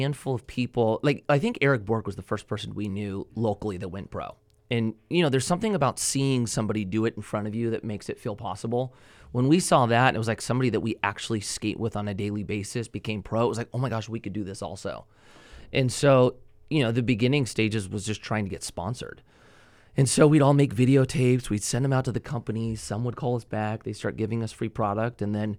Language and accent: English; Newbury Park, California, United States; Okay, so I grew up, up the grade. Newbury Park is where I grew up. I started skating late 90s, so I was probably 13 years old.